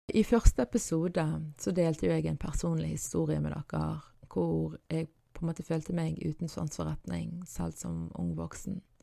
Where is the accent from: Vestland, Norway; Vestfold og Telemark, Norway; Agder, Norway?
Vestland, Norway; Bergen; på dialekten min og på hvor i Bergen jeg er ifra